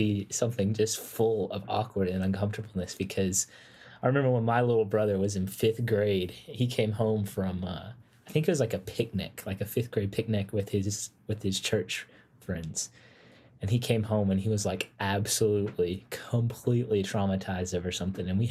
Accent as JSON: {"language": "English", "town": "Nashville", "region": "Tennessee", "country": "United States", "said": "I am from Nashville area, currently attending the Middle Tennessee State University."}